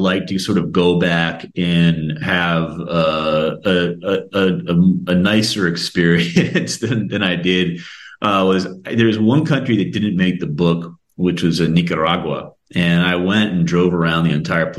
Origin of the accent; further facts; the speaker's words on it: United States; as an American